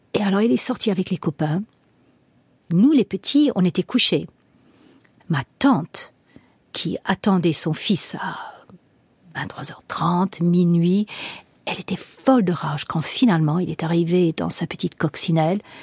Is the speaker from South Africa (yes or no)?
yes; South Africa; moved away; j'ai grandi en Afrique du Sud